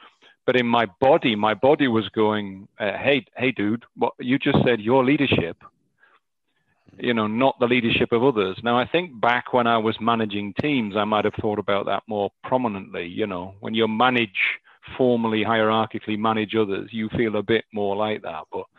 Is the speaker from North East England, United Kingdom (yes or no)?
yes; North East England, United Kingdom; accent: Northern; moved away; I've been away from my native Northeast for 20 years, you know, my accent, my Northern accent comes and goes